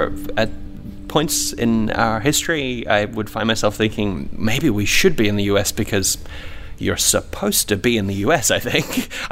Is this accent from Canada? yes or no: no; Papua New Guinea; also born or lived in England; now in Australia; I was born in England, actually, but I'm half Iranian. I grew up in Papua New Guinea.